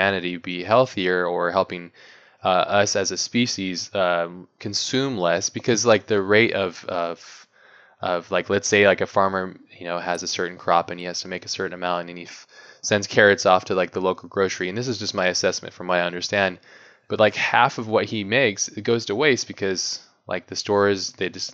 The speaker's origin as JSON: {"language": "English", "region": "Hawaii", "country": "United States", "tie": "born or raised there", "said": "when I was growing up, I grew up in Hawaii"}